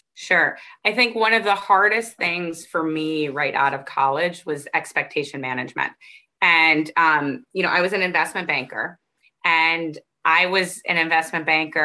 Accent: Arizona, United States; I grew up in Arizona

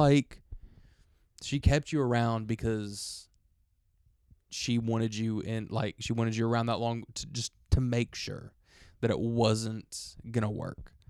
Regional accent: Alabama, United States; we're from Alabama

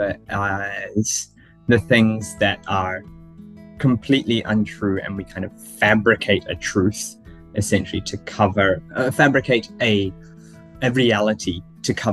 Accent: New Zealand; I was born in New Zealand

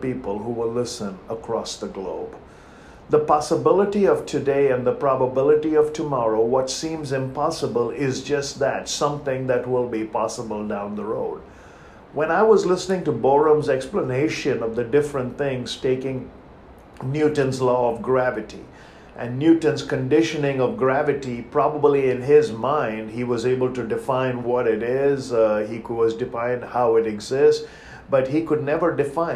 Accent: India; moved away as an adult; Growing up in India by the ocean

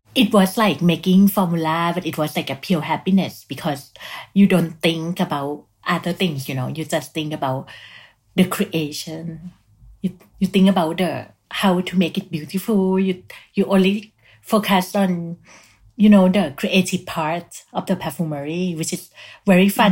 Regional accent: Thailand; moved away as an adult; also born or lived in Bangkok; now in Paris, France; my home country, Thailand

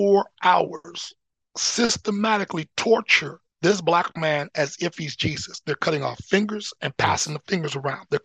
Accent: Anchorage, Alaska, United States; now in Oregon, United States; growing up in Alyeska, in Anchorage, which is the least racist location

